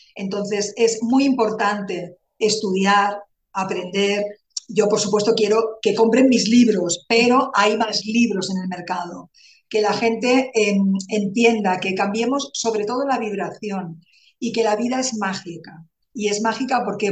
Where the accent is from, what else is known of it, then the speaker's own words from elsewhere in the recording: Barcelona, Catalonia, Spain; moved away as an adult; now in Calatayud, Spain; aunque soy de Barcelona, soy catalana, pero hace un año que vivo aquí, en Calatayud, Zaragoza.